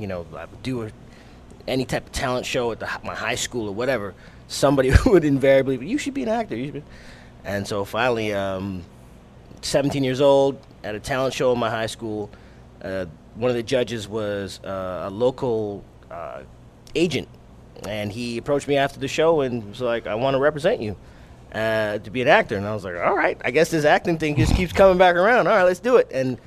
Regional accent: Montreal, Quebec, Canada; born there; I'm Canadian because I was born

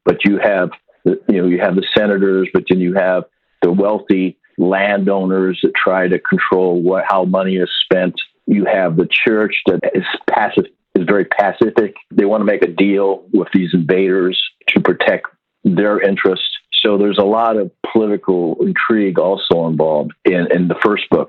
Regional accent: Iowa, United States; moved away as an adult; also born or lived in Germany; Where I grew up in Iowa

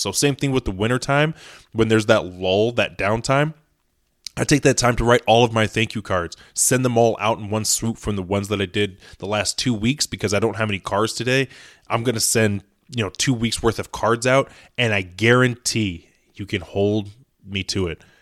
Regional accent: Indiana, United States; I am in the Midwest. I'm from Indiana.

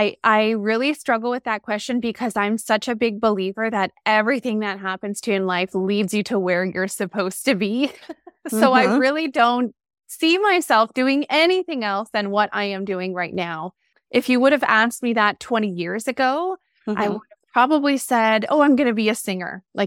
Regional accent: Montreal, Quebec, Canada; I'm originally from Montreal, Quebec.

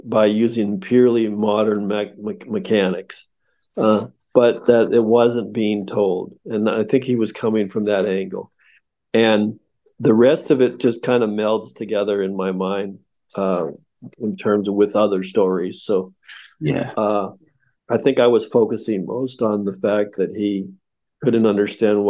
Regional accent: United States

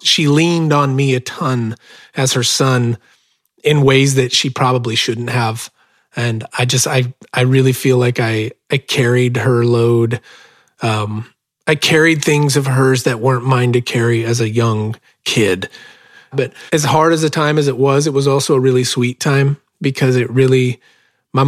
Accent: Bonanza, Oregon, United States; I was born and raised in South Central Oregon, about 10 miles from the California border, in a little farming community called Bonanza, Oregon.

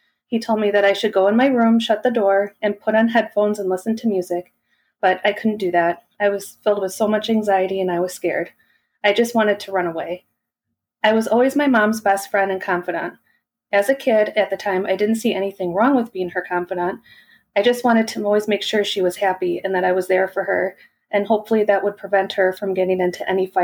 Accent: Milwaukee, Wisconsin, United States; I was born in May of 1983 in Milwaukee, Wisconsin

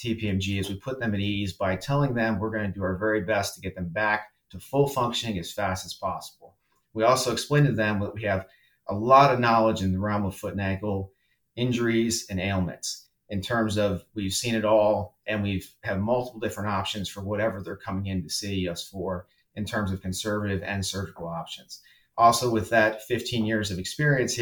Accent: Salisbury, Maryland, United States; moved away as an adult; also born or lived in Miami, Florida / Denver, Colorado; I grew up in Salisbury, Maryland

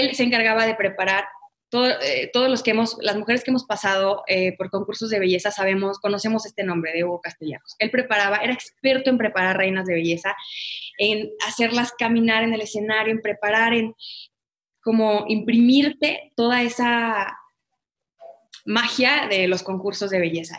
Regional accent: Guadalajara, Jalisco, Mexico; Yo nací en Guadalajara, toda mi familia es de Guadalajara

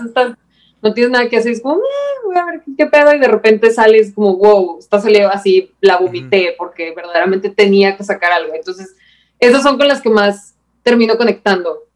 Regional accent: Mexico; soy la peor mexicana del universo

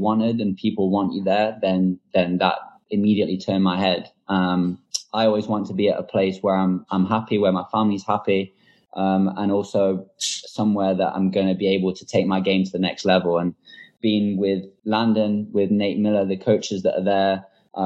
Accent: England, United Kingdom; I'm English

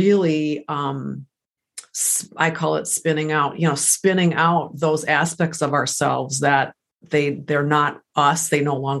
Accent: United States; English is a second language; I am first generation American. English is my second language

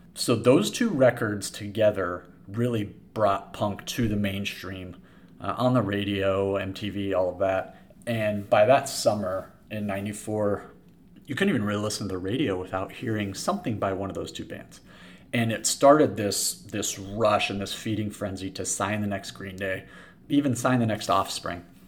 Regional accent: San Diego, California, United States; I grew up in San Diego. I went to Poway High School

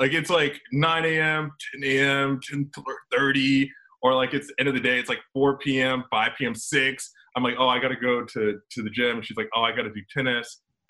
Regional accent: Atlanta, Georgia, United States; also born or lived in Florida; I was born in Florida, in Georgia, Atlanta specifically.

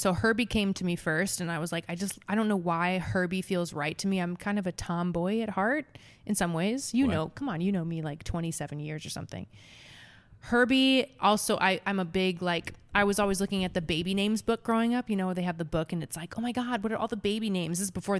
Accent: Nebraska, United States; And it's also the mascot for the Nebraska Cornhuskers, which I'm from Nebraska.

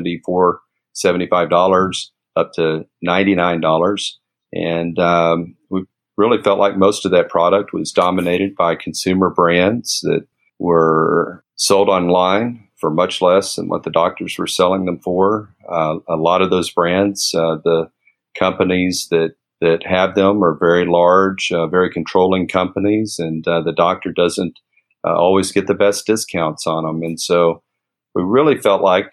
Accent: Lubbock, Texas, United States; my hometown, Lubbock, Texas

